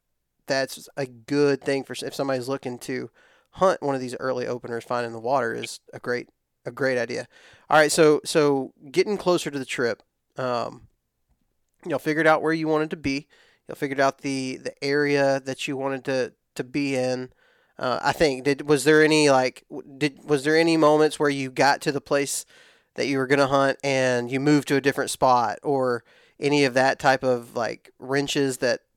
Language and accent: English; Texas, United States; I'm from West Texas. Everything's really dry in West Texas.